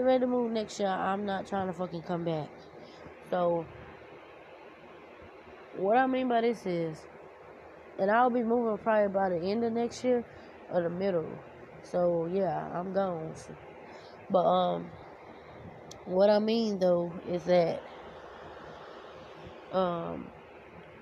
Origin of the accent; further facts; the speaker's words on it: Florida, United States; also born or lived in Louisiana / Orlando; here in Florida, in my hometown